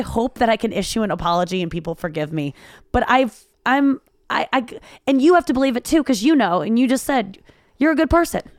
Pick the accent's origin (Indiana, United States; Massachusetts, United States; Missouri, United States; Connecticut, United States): Missouri, United States; St. Louis; I was raised in Saint Louis, highly segregated area.